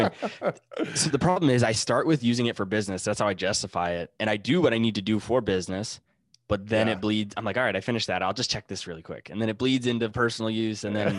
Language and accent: English; Northeast, United States; I say wicked a lot. I'm from Boston. I'm not from Boston, but I'm from Northeast. We say wicked.